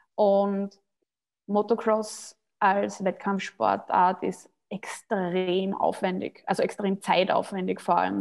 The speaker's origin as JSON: {"language": "German", "country": "Austria", "said": "ich bin Österreicherin"}